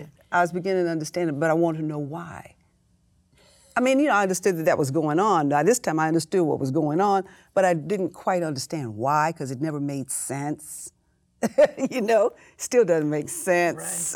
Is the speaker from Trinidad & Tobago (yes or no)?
no; Houston, Texas, United States; I grew up in Houston, Texas